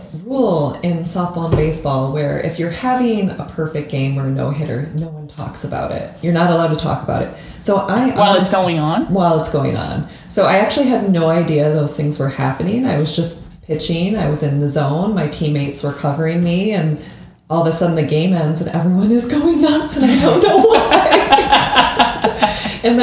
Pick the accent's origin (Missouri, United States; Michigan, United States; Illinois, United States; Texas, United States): Michigan, United States; Lansing; I grew up in the Lansing area, Lansing specifically